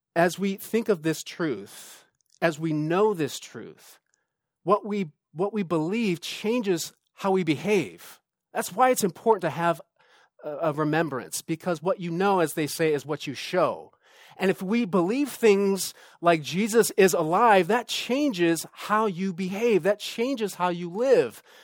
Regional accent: Southern California, United States; moved away as an adult; now in Sonoma County, United States; we moved up here a few years ago to do ministry, and we're originally from Southern California

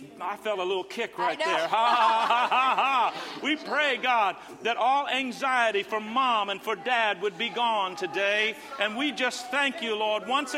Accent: Indiana, United States; Growing up in Indiana, the Midwest

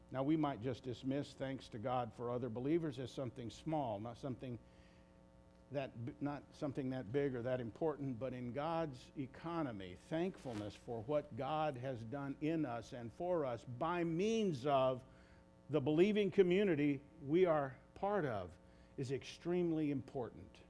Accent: United States; as English speaking Americans

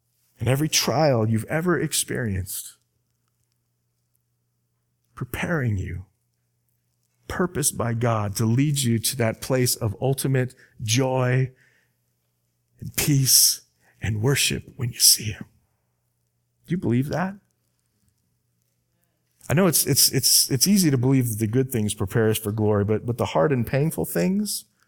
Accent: Arizona, United States; I'm from Arizona, and the pastor of this church is a dear friend of mine.

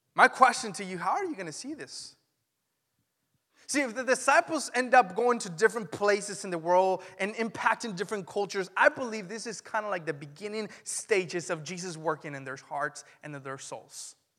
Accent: Mexico; now in Vacaville, United States; When I grew up in Mexico, I didn't experience church until I was nineteen, and I didn't even experience it in Mexico

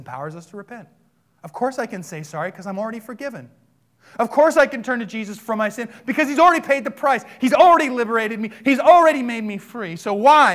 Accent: United States; I was born in America

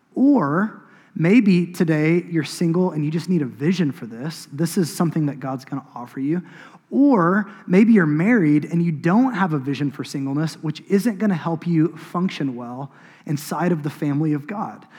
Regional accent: Choctaw, Oklahoma, United States; I grew up in Choctaw. I grew up on an acreage.

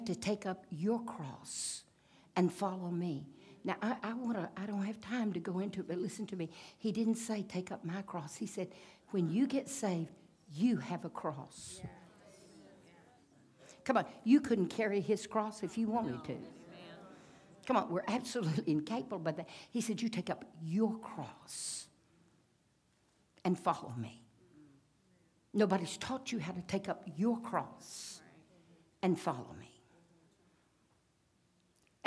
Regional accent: United States; I'm an American

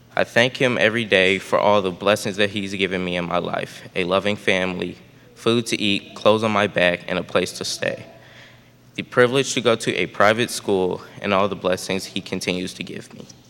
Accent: St. Louis, Missouri, United States; I was born on March of 2008 and was baptized two months later on May 25th, 2008, at Emmanuel Lutheran Chapel in St. Louis, Missouri

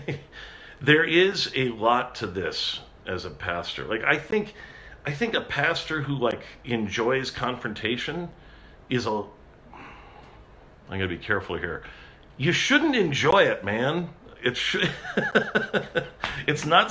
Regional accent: California, United States; I'm a Californian.

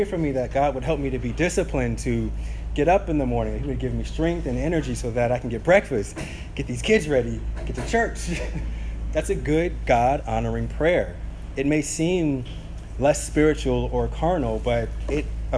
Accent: St. Petersburg, Florida, United States; as kids growing up in South St. Pete

